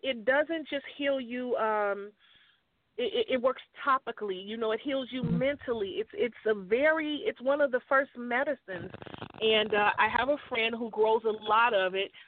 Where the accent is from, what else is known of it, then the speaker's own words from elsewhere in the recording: Chicago, Illinois, United States; I grew up in Chicago